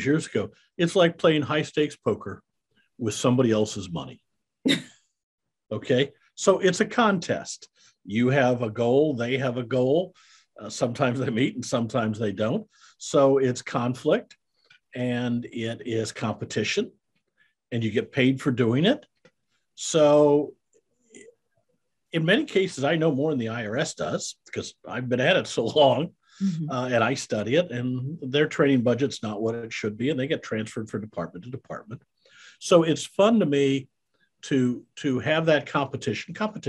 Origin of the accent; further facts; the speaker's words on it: Iowa, United States; moved away as an adult; also born or lived in Kansas City; now in Texas, United States; I'm a Midwestern boy. I was raised in Iowa